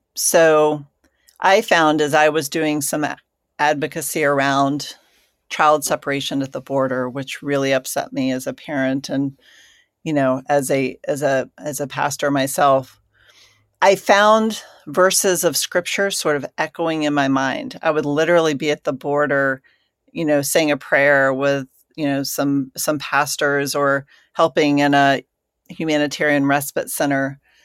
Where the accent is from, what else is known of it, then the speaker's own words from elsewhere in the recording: Georgia, United States; I grew up in Georgia